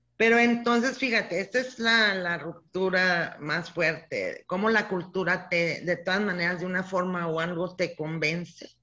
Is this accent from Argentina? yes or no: no; Casas Grandes, Chihuahua, Mexico; now in Ciudad Juárez, Mexico; yo nací aquí en Ciudad Juárez, hace como mil años, no te creas, en 1954. O sea que ahorita este año ya cumplo 67 años. Nací aquí en Juárez, toda la familia de mi papá aquí en Juárez, abuelos, abuela, todo, pero yo crecí en casas grandes